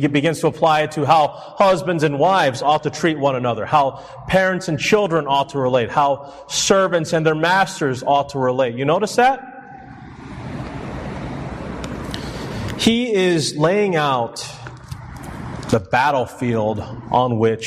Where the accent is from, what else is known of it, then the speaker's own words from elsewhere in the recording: Chicago, Illinois, United States; I'm born and raised in Chicago. I'm a city kid